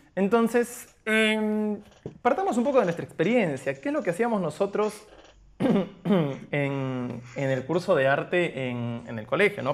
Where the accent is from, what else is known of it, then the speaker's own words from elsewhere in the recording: Arequipa, Peru; now in Buenos Aires, Argentina; soy arequipeño, pero actualmente resido en la Ciudad de Buenos Aires.